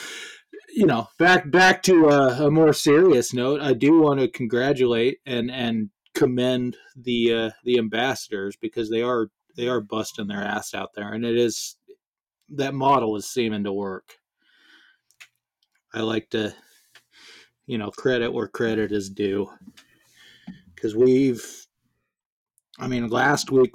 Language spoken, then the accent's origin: English; United States; As an American